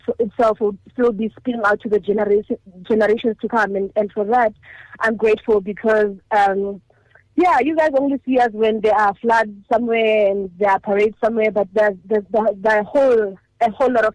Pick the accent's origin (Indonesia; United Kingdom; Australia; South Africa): South Africa; Hammanskraal, Gauteng; I grew up in Hammanskraal, in Majaling, and that was a humbling upbringing.